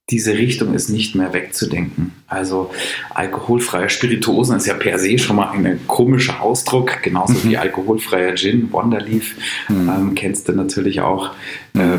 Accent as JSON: {"language": "German", "town": "Munich", "region": "Bavaria", "country": "Germany", "said": "Und dann kam die Frage, ja, wo kommst du eigentlich her? Ja, aus München."}